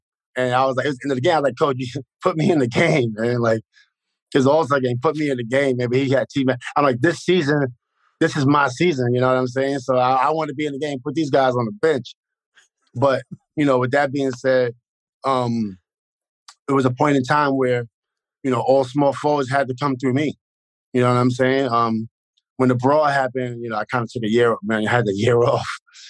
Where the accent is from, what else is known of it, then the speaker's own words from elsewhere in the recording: New York City, New York, United States; I'm from Queensbridge, where … is from, you know … So people knew I was from the project.